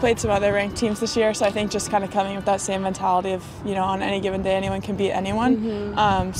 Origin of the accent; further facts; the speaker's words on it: Saratoga, California, United States; moved away as an adult; now in New Orleans, United States; I'm from Saratoga, California